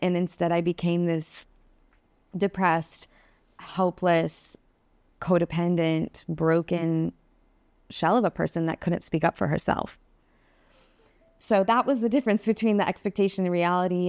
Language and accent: English; Phoenix, Arizona, United States; moved away; I started off in Phoenix, Arizona, and I started off hating Phoenix, Arizona, since I can remember